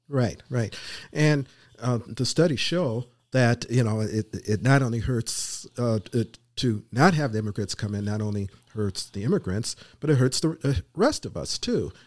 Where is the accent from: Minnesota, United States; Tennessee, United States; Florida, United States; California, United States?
Minnesota, United States; moved away; I grew up in Minnesota